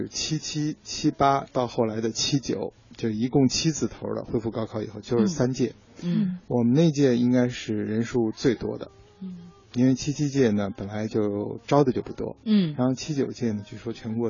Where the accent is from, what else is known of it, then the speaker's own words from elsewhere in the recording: Beijing, China; 对，虽然不标准，但咱也是北京土生土长，